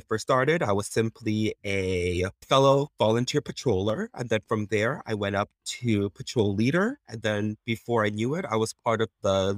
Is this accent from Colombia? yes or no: no; Flushing, New York, United States; Growing up, I lived all over New York, but Flushing was where I considered my place of origin, truly, where I really came to see as my hometown.